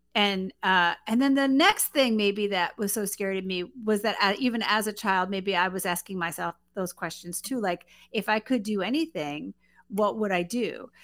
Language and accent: English; New York City, New York, United States; moved away; I'm originally from Queens, New York